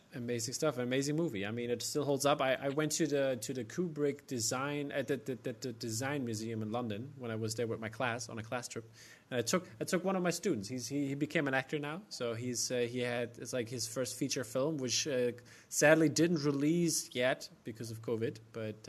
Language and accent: English; Germany; accent: German American; I just stick to my German American accent